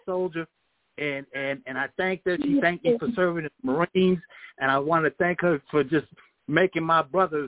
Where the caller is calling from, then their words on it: Florida, United States; … from Florida.